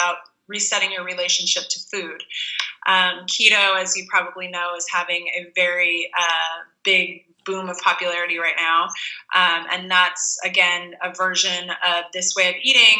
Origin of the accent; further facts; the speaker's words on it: Pennsylvania, United States; I grew up in Pennsylvania eating junk food in the 80s.